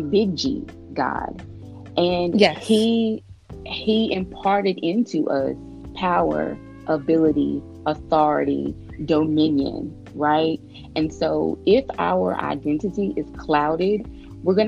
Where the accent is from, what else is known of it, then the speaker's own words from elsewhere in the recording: Shreveport, Louisiana, United States; my hometown of Shreveport, Louisiana